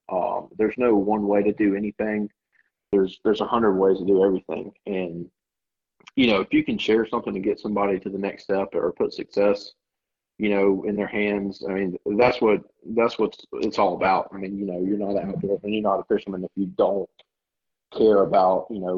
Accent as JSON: {"language": "English", "town": "Orange Beach", "region": "Alabama", "country": "United States", "tie": "born or raised there", "also_born_or_lived": "Georgia / Virginia / Gulf Shores, Alabama", "said": "I grew up in Georgia when I was little, and then moved to Virginia for a year, and then by 10 years old, I'm living in Orange Beach, Alabama, and well, actually Gulf Shores first"}